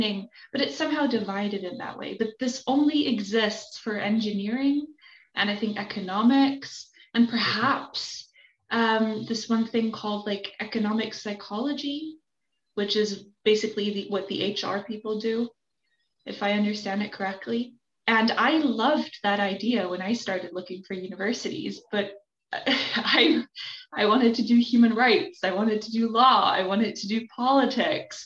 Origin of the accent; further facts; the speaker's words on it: Germany; moved away; I grew up in Germany